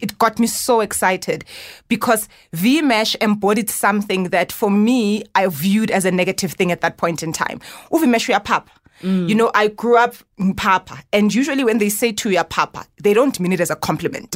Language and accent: English; Johannesburg, Gauteng, South Africa; born in Soweto, grew up in Orlando West